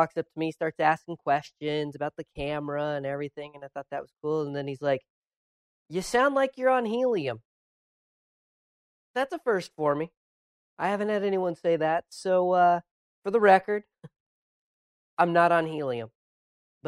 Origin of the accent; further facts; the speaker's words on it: Washington, United States; moved away as an adult; also born or lived in Augusta, Georgia; now in New York, United States; Then moved back to my home state of Washington